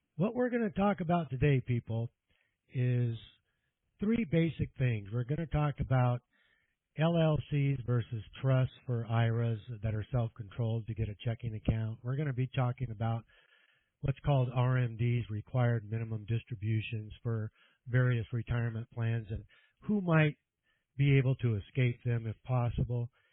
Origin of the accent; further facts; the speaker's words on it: California, United States; Born and raised in California